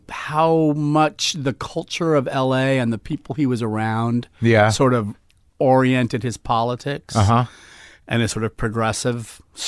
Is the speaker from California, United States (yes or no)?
yes; Los Angeles, California, United States; I grew up in L.A.